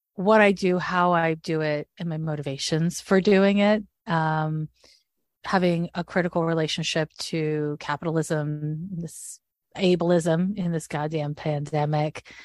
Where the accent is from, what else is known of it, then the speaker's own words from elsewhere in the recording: Montreal, Quebec, Canada; moved away as an adult; also born or lived in San Francisco; I'm from Montreal, Quebec, where the school system's different